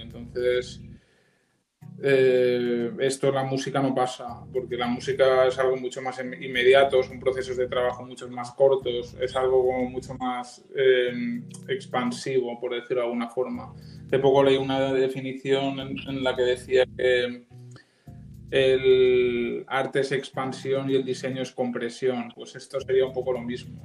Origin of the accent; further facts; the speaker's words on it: Alzira, Valencian Community, Spain; moved away as an adult; now in Barcelona, Spain; soy de un pueblo de Valencia, el sur de Valencia, que se llama Alcira Nací allí, estuve viviendo hasta los 18 años